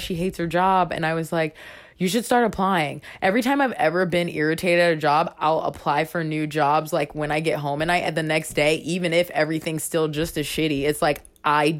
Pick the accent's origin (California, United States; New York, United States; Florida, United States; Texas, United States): Florida, United States; also born or lived in Baltimore, Maryland; I was born in Baltimore, but I grew up in Florida